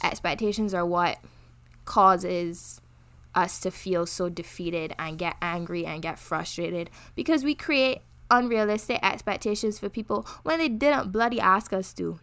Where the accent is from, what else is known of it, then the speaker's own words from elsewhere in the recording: Barbados; now in Canada; I'm from Barbados